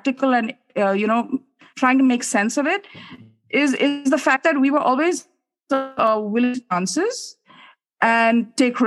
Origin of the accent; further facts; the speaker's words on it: Uttarakhand, India; I'm from Uttarakhand